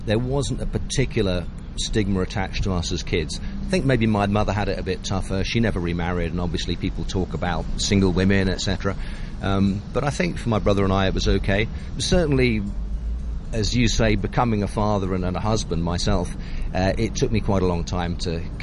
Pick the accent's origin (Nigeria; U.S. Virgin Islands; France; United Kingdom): United Kingdom; a village near Cambridge, East of England; also born or lived in Croydon, London / Guernsey; after two or three years there, we moved back to the mainland, to a very small village just 10 miles outside Cambridge